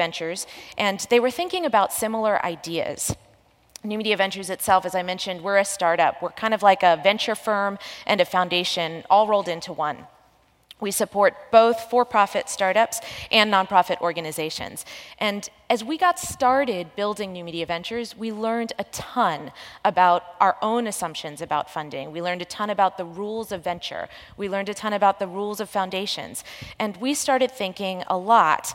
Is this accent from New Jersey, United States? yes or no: yes; New Jersey, United States; I grew up in New Jersey